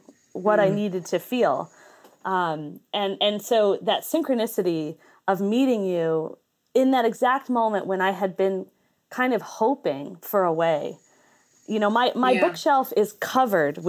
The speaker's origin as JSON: {"language": "English", "town": "Ithaca", "region": "New York", "country": "United States", "tie": "born or raised there", "also_born_or_lived": "Corning, New York / Hornell, New York", "said": "I grew up in Ithaca, it was like I was in Ithaca, I was in Corning, I was in Hornell, I was back in Ithaca"}